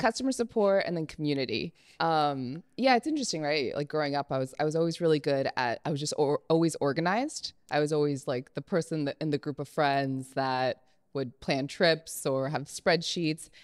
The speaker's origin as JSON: {"language": "English", "town": "Berkeley", "region": "California", "country": "United States", "tie": "born or raised there", "said": "I grew up on the East Bay"}